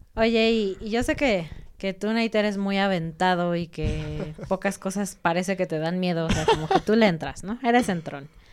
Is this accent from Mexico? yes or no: yes; Mexico City, Mexico; moved away as an adult; now in Querétaro, Mexico; David y yo somos de Ciudad de México, pero nos mudamos a Querétaro hace como cinco años.